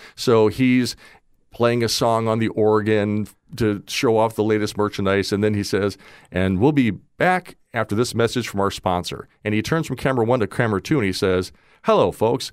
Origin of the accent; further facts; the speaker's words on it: Wauwatosa, Wisconsin, United States; also born or lived in Nashville, Tennessee; now in Naples, United States; I was born in Nashville, But before I was old enough to have a vote, we moved back to Milwaukee, and I grew up in a suburb outside of, uh, uh, Milwaukee called Wauwatosa